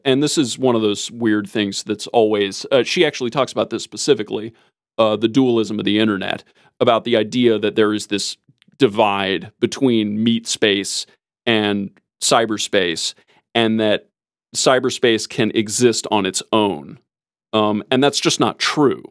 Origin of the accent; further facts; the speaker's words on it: United States; as an American